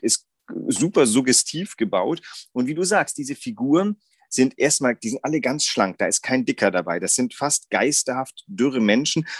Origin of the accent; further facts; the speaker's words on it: Germany; bei uns Deutschen